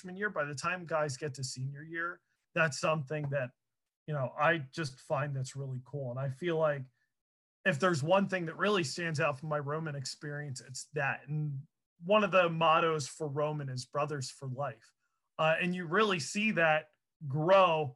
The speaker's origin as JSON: {"language": "English", "area": "Chester County", "region": "Pennsylvania", "country": "United States", "tie": "born or raised there", "said": "I grew up in Chester County"}